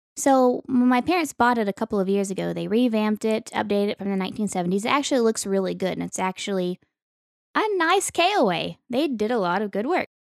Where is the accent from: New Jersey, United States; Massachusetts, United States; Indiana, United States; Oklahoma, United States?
Oklahoma, United States; Western; moved away; I grew up in Western Oklahoma